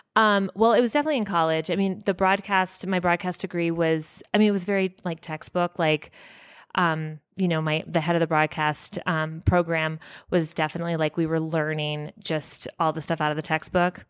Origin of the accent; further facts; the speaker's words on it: Evergreen, Colorado, United States; I grew up only, like, two hou-, um, No, more like an hour from here in Evergreen